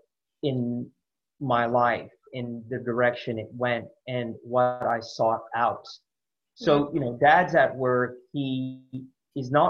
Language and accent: English; San Francisco Bay Area, California, United States; moved away as an adult; also born or lived in Sydney, Australia; now in Australia; growing up in the Bay Area